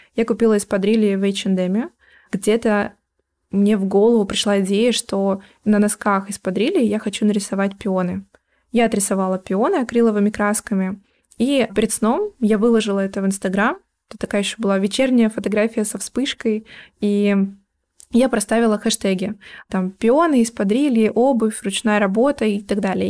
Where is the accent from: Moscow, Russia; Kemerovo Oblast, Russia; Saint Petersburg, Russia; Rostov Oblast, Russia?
Kemerovo Oblast, Russia; Yurga; moved away; also born or lived in Chukotka; мы переехали в город побольше, планировали остаться там. Это Кемеровская область, Юрга. Какое-то время мы еще жили там